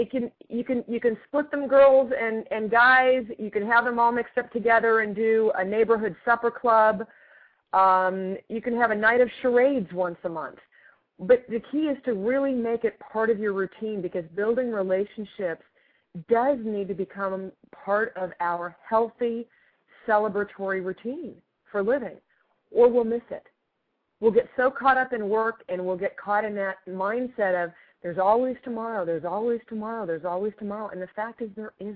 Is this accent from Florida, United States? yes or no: no; California, United States; also born or lived in Australia / Massachusetts; I was born in California. I was born in California and taken back to Australia for my first year